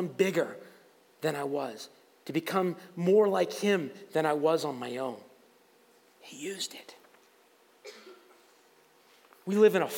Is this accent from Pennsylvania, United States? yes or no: yes; Waterford, Pennsylvania, United States; I grew up in Waterford and went to Fort LaBeouf